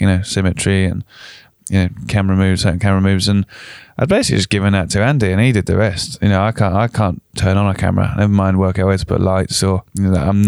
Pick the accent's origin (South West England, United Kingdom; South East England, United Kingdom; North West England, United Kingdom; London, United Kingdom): London, United Kingdom; accent: Southerner; also born or lived in York; I grew up in South London